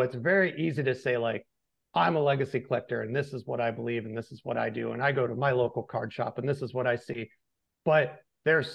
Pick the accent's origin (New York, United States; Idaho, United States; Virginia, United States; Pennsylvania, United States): New York, United States; Western; moved away; I grew up in Western New York on a dairy farm. My town was like 1,000 people.